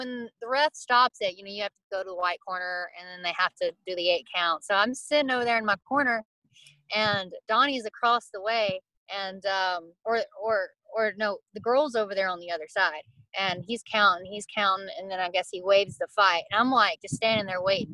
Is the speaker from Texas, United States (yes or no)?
yes; Atlanta, Texas, United States; I grew up in Atlanta, Texas